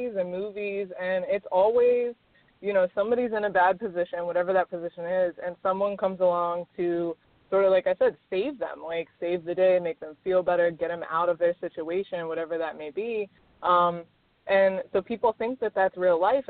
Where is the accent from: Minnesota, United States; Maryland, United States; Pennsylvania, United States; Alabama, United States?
Maryland, United States; moved away; also born or lived in Miami, Florida; I'm originally from Maryland. I lived in Miami for 8 years